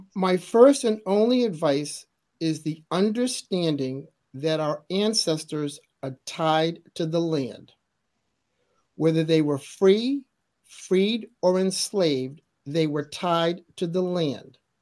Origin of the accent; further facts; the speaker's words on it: Massachusetts, United States; growing up in Massachusetts, which is a very historical place